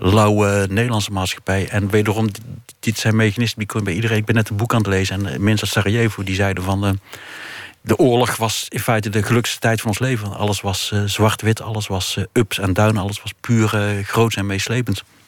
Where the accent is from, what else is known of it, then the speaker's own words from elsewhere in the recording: North Brabant, Netherlands; als Brabander